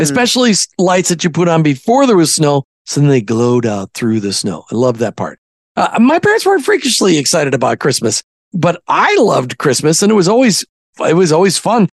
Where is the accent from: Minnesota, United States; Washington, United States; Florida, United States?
Minnesota, United States; growing up in Minnesota from the time I was eight on